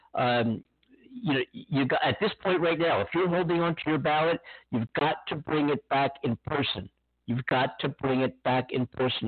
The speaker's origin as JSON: {"language": "English", "region": "Pennsylvania", "country": "United States", "tie": "born or raised there", "moved": "yes", "said": "Pennsylvania, my hometown, my home state"}